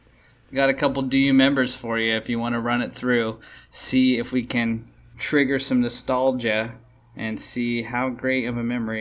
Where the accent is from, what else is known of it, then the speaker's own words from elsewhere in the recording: Modesto, California, United States; When I was a young gun, I played a lot of Pop Warner baseball. All right. I'm from Modesto.